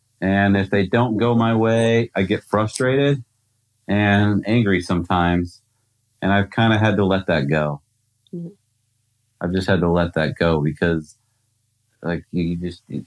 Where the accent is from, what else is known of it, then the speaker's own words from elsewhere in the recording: United States; as an American